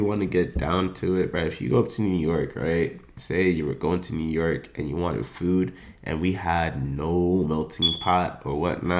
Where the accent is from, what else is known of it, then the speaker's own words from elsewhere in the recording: Jamaica; There's a lot of things as a Jamaican that we'll have in our lingo